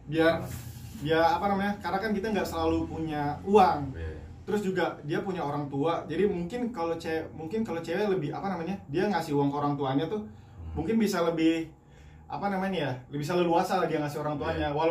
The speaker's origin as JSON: {"language": "Indonesian", "region": "West Java", "country": "Indonesia", "said": "atau orang Sunda gue orang Sunda nih yeah."}